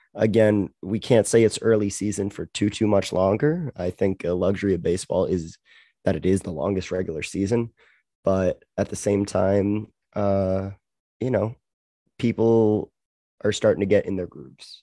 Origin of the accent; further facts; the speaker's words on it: Canada; now I have the luxury of being Canadian